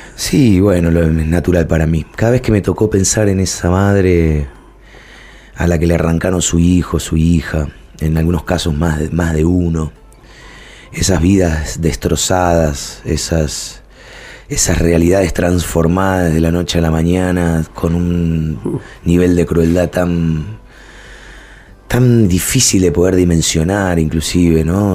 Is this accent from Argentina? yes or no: yes; Villa Domínico, Buenos Aires Province, Argentina; now in Buenos Aires, Argentina; yo vengo de, de, Villa Domínico, soy del conurbano bonaerense, soy porteño por adopción